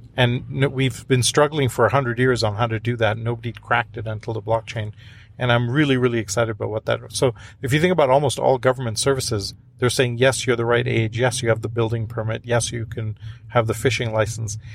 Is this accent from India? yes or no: yes; India; moved away; I'm from India originally